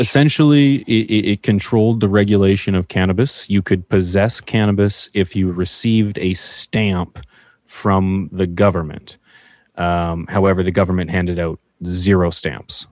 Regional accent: Canada; as a Canadian that I am

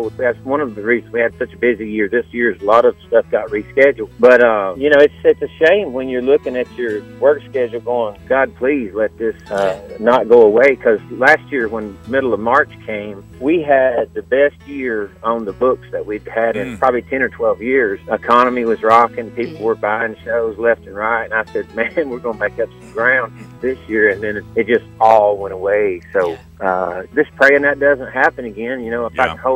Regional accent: Tennessee, United States; also born or lived in South Louisiana; They called me a Yankee because I was from Tennessee

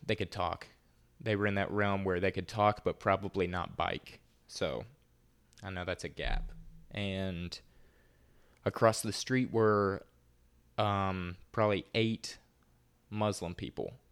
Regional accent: the South, United States; accent: Southern; more of a Southern accent than I have

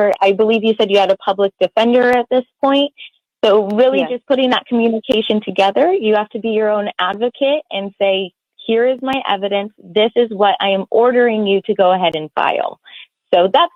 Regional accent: Arizona, United States; I am from Arizona

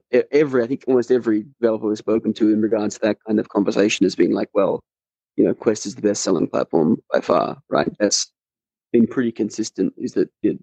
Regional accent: Australia; As an Australian

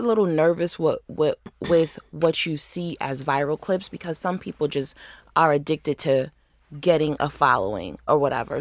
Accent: Rochester, New York, United States; moved away as an adult; now in Atlanta, United States; I moved to the city from Rochester

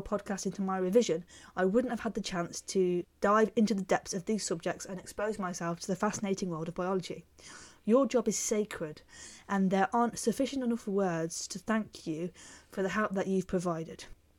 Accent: Israel; first language Hebrew; English is a second language; moved away as an adult; I was born in Israel and grew up with Hebrew as my first language, before I then left about 7 years ago and went to live and travel in Europe.

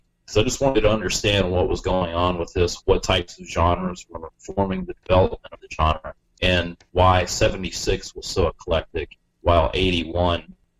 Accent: Charlotte, North Carolina, United States; born or raised there

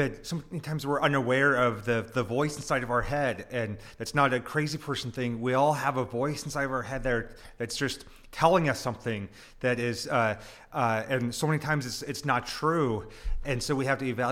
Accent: United States

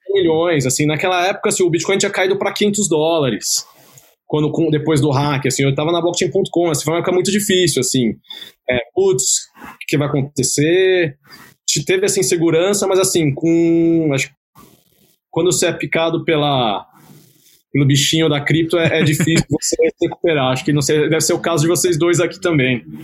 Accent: Brazil; eu sou brasileiro, nasci e cresci aqui no Brasil

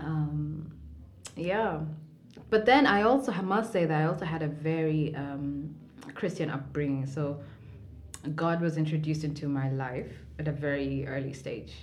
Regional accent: Mombasa, Mombasa County, Kenya; also born or lived in Nairobi, Kenya; I was born in Nairobi, Kenya. Mm-hmm. And when I was about four years old, we moved to Mombasa, mm-hmm. where I grew up.

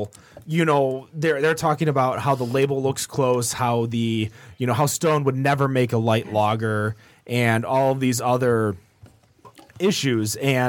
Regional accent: Michigan, United States; we're from Michigan

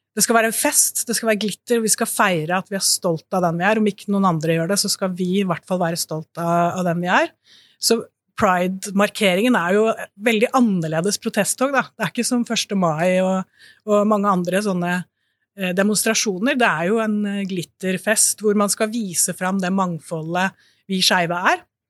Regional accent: Bø, Vestfold og Telemark, Norway; moved away; pride i Bø, der jeg kommer fra, som jeg har vokst opp

